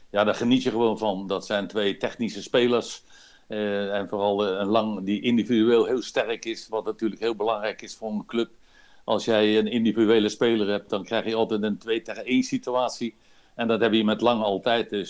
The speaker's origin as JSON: {"language": "Dutch", "country": "Netherlands", "lives_now": "Belgium", "said": "Ik ben wel Nederlander, maar ik ben Belg geworden al, al hele tijd."}